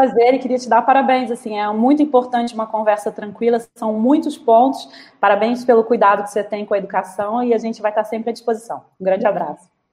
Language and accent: Portuguese; Brazil; como brasileiro